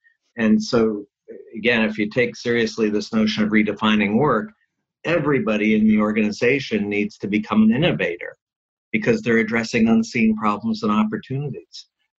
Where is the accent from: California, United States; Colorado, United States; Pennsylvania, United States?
California, United States; Certainly one key one, since I'm from Silicon Valley, is mm-hmm. digital technology